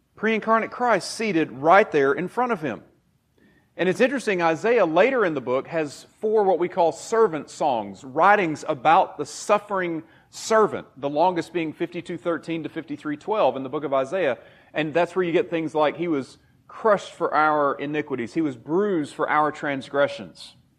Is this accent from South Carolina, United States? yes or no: yes; Taylors, South Carolina, United States; moved away as an adult; I grew up in Taylor's, so that way a little bit, not too far from here